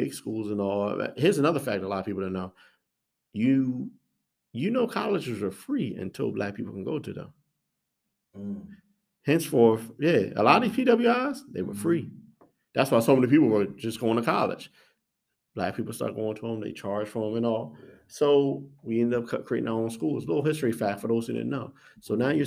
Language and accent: English; Baltimore, Maryland, United States; I'm from Baltimore